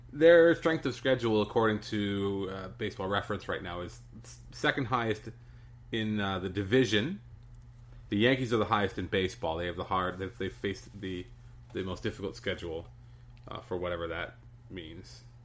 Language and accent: English; Canada; as a Canadian